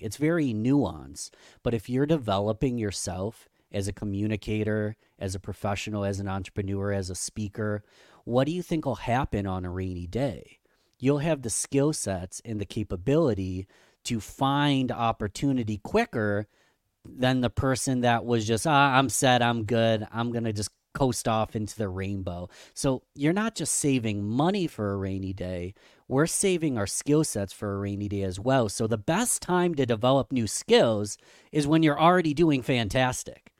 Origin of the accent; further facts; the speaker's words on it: Rochester, New York, United States; Rochester, New York, my hometown, Rochester, New York